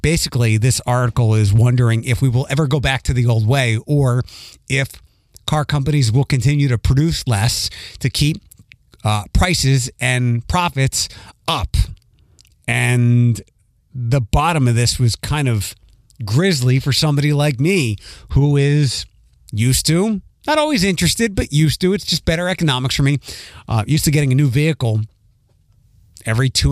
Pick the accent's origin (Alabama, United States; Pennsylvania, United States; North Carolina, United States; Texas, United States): Pennsylvania, United States; Philadelphia; now in Toledo, United States; I grew up in Philadelphia